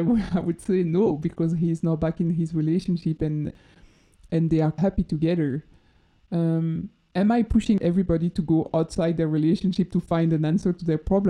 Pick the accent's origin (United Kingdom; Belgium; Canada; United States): Belgium; Dinant, Wallonia; I also always knew that I wanted to grow up children in Belgium. And most probably in Dinan, my